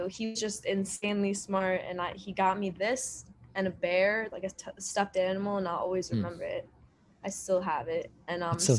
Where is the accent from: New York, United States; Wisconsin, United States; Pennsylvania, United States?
Pennsylvania, United States; New Hope; I'm from New Hope, Pennsylvania.